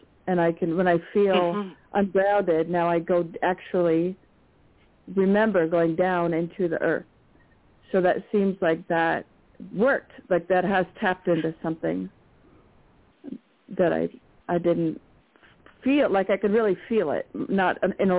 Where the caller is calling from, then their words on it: New Mexico, United States; Hi, Kelly. This is … in New Mexico.